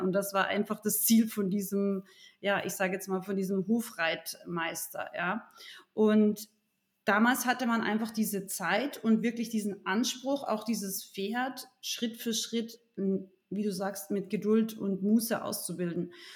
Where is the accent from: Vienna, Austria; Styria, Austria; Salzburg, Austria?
Salzburg, Austria; Rauris Valley; now in Munich, Germany; ich bin ursprünglich aus Österreich, aus dem sehr urigen Raurisser Tal